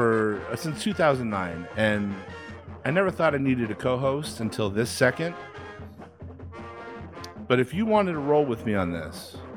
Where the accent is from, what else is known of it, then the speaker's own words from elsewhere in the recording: Albuquerque, New Mexico, United States; I'm from Albuquerque, New Mexico, so not really too much football.